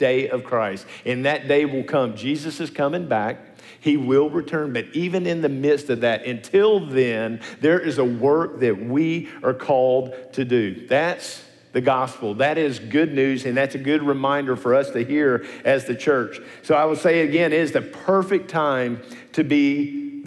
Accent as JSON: {"language": "English", "town": "Nashville", "region": "Tennessee", "country": "United States", "tie": "born or raised there", "also_born_or_lived": "Smyrna, Tennessee", "said": "I'm an old Nashvilleian"}